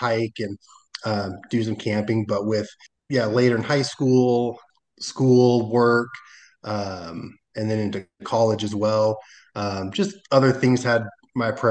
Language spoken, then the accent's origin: English; the Northwest, Portland, Seattle area, Pacific Northwest, United States; moved away as an adult; also born or lived in Arizona / Utah; I grew up in the Northwest, Portland, Seattle area